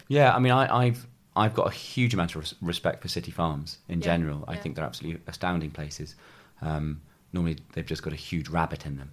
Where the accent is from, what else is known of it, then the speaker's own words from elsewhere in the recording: New Forest, South East England, United Kingdom; I grew up in the New Forest